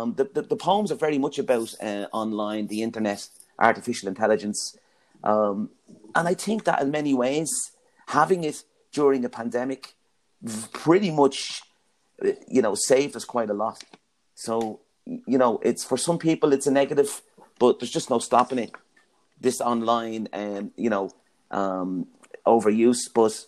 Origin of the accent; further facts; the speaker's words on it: Ringsend, County Dublin, Ireland; Yeah, Ringsend, to me, growing up in Ringsend as brothers, well, there was five brothers, four sisters in the family.